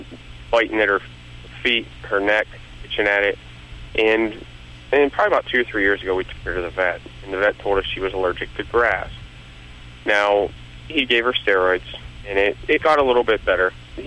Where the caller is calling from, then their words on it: Youngstown, Ohio, United States; Youngstown, Ohio.